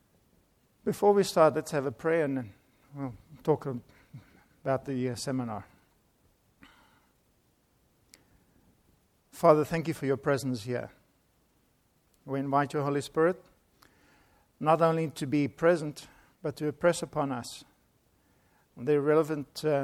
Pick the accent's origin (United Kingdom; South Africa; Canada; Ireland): South Africa; now in United States; I am from South Africa